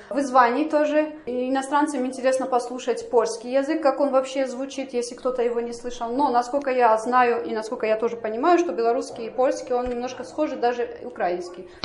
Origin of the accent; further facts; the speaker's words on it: Georgia; 12 э, лет у меня была своя фирма в Грузии, я сама из Грузии приехала.